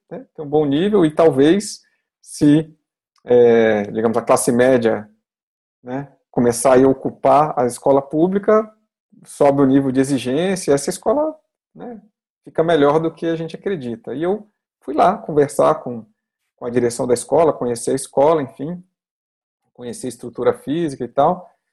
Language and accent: Portuguese; Brazil; Eu sou brasileiro